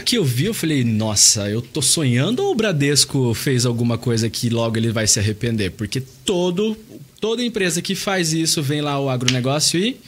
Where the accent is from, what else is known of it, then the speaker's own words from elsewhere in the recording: São Paulo, Brazil; moved away as an adult; now in Curitiba, Brazil; eu vim de São Paulo, mas atualmente eu moro em Curitiba há nove anos.